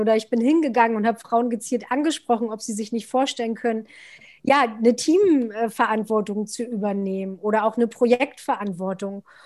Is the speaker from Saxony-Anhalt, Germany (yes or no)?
yes; Altmark, northern Saxony-Anhalt, Germany; moved away as an adult; now in Berlin, Germany; lebe seit zwölf Jahren in Berlin und bin aufgewachsen im Norden von Sachsen-Anhalt in einer wunderschönen Altmark